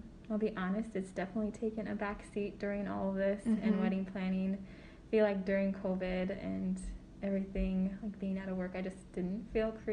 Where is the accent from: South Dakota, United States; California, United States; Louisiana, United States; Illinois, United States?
South Dakota, United States; Sioux Falls; I grew up in Sioux Falls, South Dakota